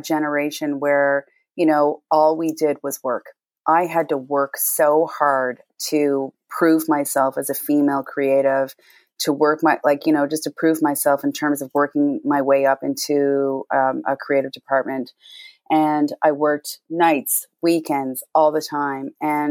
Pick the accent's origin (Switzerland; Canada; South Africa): Canada; The Rock, Newfoundland and Labrador; from The Rock, …